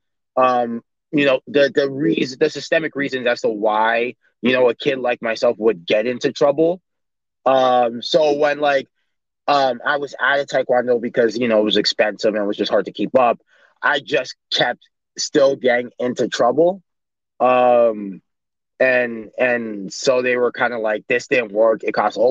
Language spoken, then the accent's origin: English; Toronto, Ontario, Canada; also born or lived in Vaughan, Ontario; So I grew up in Toronto, and then I moved to Vaughan, which is just an area just above Toronto, in the York region.